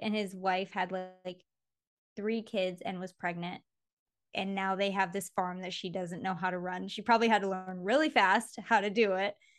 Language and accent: English; Mason, Michigan, United States; Mason, which is where I grew up in Michigan